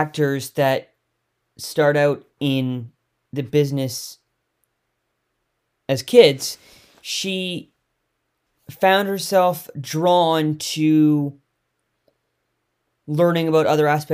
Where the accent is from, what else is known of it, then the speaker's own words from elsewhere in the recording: Victoria, British Columbia, Canada; Growing up in Victoria